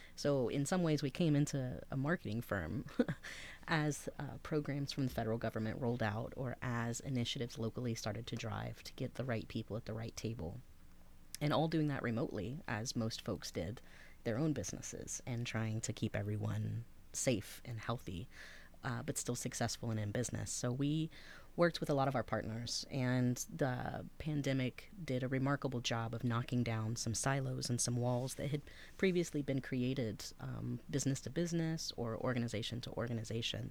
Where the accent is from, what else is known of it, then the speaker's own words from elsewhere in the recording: Henderson County, Northeast Texas, United States; now in Athens, Ohio, United States; I was raised in Northeast Texas for most of my life